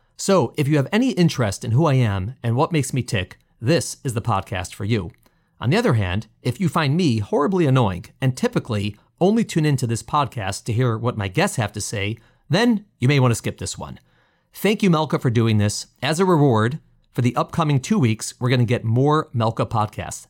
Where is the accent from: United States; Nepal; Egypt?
United States; Chicago, Illinois; moved away as an adult; also born or lived in New York; born and raised in Chicago, Illinois